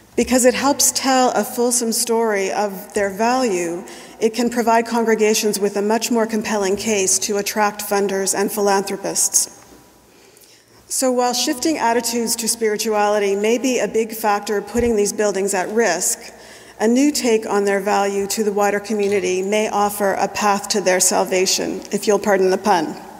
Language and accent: English; New Brunswick, Canada; the little white churches that I know from my childhood growing up in New Brunswick's Bible Belt